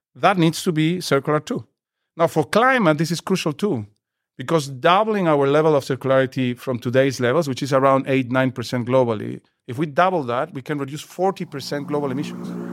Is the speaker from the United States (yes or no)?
no; Peru; I come from Peru